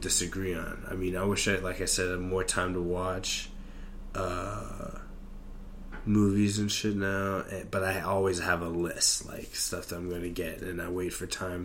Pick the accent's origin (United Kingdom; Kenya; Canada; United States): United States; I'm just an American